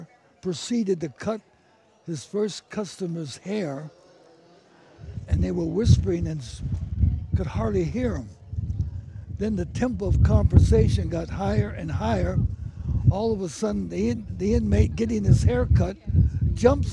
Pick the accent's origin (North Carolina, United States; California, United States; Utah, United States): California, United States; San Francisco; I was born and raised in the North Beach section of San Francisco